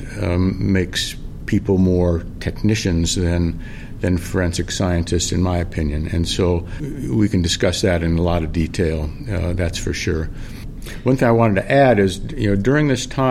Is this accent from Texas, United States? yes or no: no; California, United States; moved away as an adult; now in Minnesota, United States; I was born and raised out in California